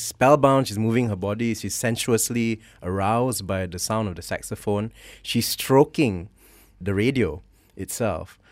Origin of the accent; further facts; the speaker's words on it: Malaysia; also born or lived in Canada; my identity as a Malay, as a Malaysian, as also someone of mixed parentage